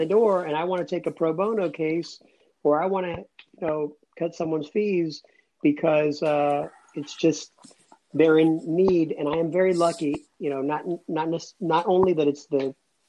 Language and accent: English; Atlanta, Georgia, United States; also born or lived in Cuba; I grew up about 10 minutes from the city of Atlanta